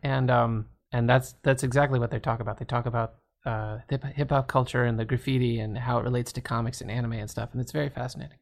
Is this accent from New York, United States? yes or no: no; Washington, District of Columbia, United States; I grew up, uh, mostly around D C, Washington